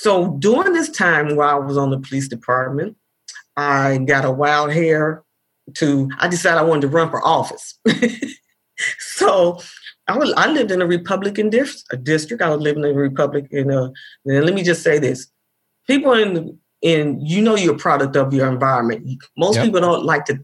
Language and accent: English; Indianapolis, Indiana, United States; I grew up in Indianapolis